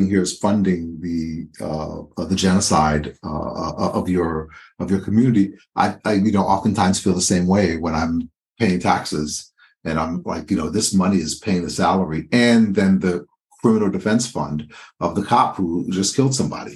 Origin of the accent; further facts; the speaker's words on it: Haiti; now in United States; I was born in Haiti